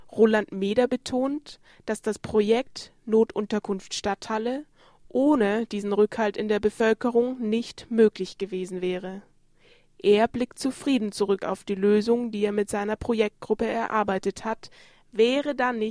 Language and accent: German; Berlin, Germany; Das kenne ich von Berlin. Ich komme aus Berlin.